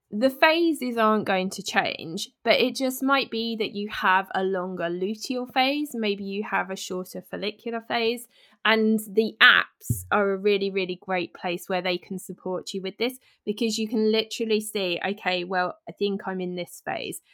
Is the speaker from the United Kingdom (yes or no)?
yes; United Kingdom; I'm British